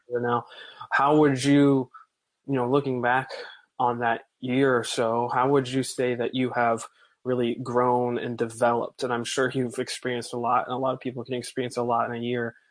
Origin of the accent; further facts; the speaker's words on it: Bible Belt, the South, United States; I'm from the Bible Belt, as they call it